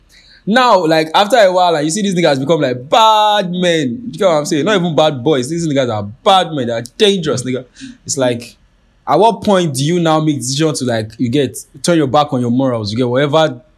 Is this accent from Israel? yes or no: no; Nigeria; In the view of being Nigerian, right? You have to understand that, like, Nigeria will push you to make some choices.